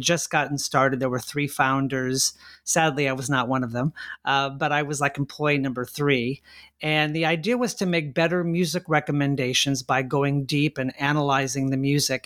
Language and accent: English; La Mirada, California, United States; my hometown of La Mirada, California, in Southern California